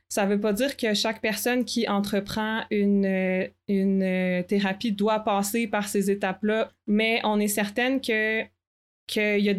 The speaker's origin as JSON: {"language": "French", "town": "Quebec City", "region": "Quebec", "country": "Canada", "said": "Ben moi, je viens de Québec aussi."}